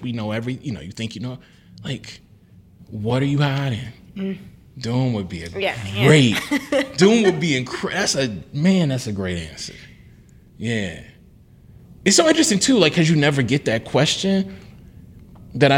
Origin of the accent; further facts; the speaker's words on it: Deep South, United States; I'm from the Black Deep South